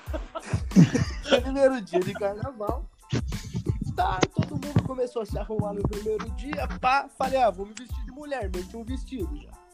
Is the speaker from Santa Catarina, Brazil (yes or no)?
no; Curitiba, Paraná, Brazil; sou de Curitiba, Paraná